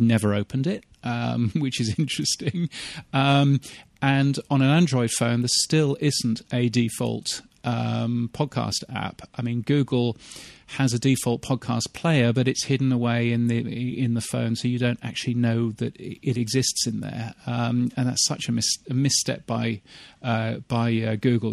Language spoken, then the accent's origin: English; United Kingdom; moved away as an adult; also born or lived in Canada; now in Australia; as a British person who now lives in Australia